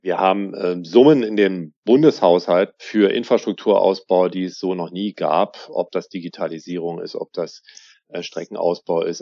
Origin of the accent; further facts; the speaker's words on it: Berlin, Germany; als Berliner